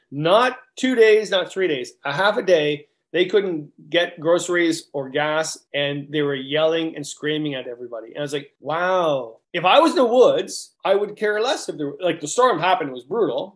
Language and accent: English; Canada; we're Canadian